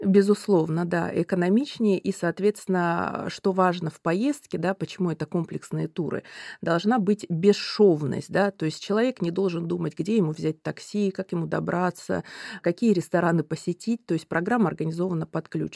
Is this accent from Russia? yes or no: yes; Russia; moved away; я родилась э, на Байкале